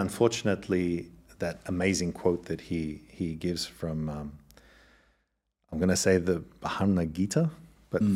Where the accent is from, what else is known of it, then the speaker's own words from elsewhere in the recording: Australia; accent: Australian; moved away; also born or lived in Germany; as you can tell from the accent, I'm originally Australian and um, born to two Eastern European parents. And I was actually born in Australia